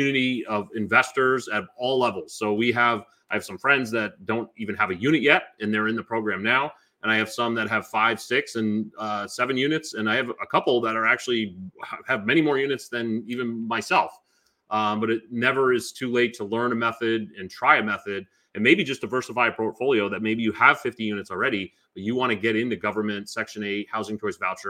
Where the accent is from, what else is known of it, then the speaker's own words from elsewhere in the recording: Maine, United States; moved away as an adult; now in Raleigh, United States; originally I'm from Maine and I now reside in Raleigh, North Carolina.